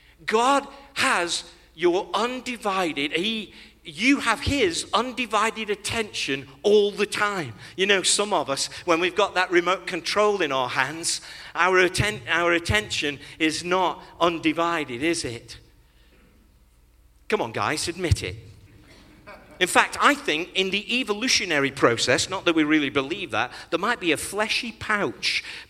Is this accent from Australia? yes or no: no; Nigeria; You see, when Kathy and I were growing up, you might think, because I'm a Nigerian, we're a Christian nation, that makes me a Christian.